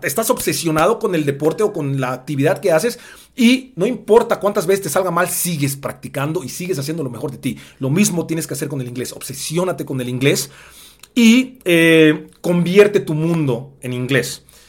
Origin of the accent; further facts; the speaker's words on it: Mexico; el negro más guapo, blaxicano